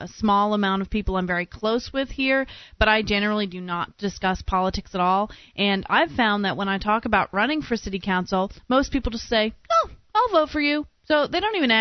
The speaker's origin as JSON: {"language": "English", "region": "Florida", "country": "United States", "moved": "yes", "lives_now": "New Hampshire, United States", "said": "I'm from Florida"}